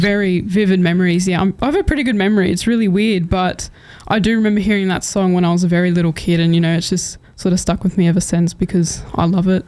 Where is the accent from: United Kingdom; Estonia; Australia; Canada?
Australia; Cunnamulla, Queensland; moved away; I'm actually originally from Cunnamulla, a small town in southwest Queensland